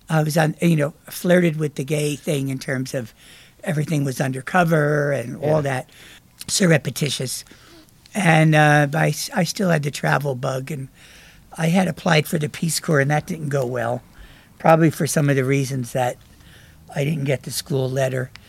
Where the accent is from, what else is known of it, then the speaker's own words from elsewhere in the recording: New Jersey, United States; accent: New Jersey; moved away as an adult; Big accent, New Jersey yeah. accent. I still have it, but it was stronger.